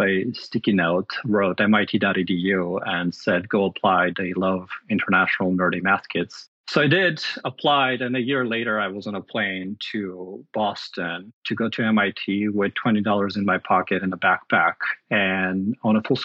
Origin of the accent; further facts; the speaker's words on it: Armenia; now in United States; I grew up in Armenia, which is a small country in Eastern Europe